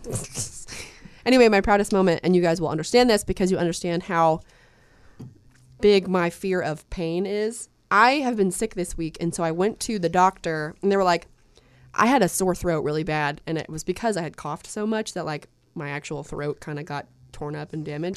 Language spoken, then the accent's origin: English; Soddy-Daisy, Tennessee, United States; I grew up in Saudi Daisy